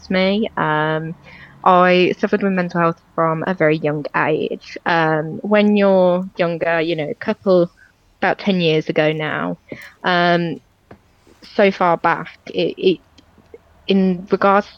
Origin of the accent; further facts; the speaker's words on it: Walsall, West Midlands, United Kingdom; I grew up in Walsall, Great Bar area, and I've lived there my entire life